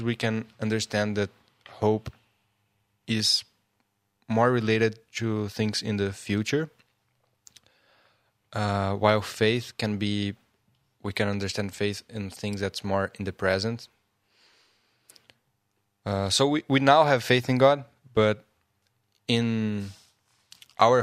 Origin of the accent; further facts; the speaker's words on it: Brazil; I'm from Brazil, and in Portuguese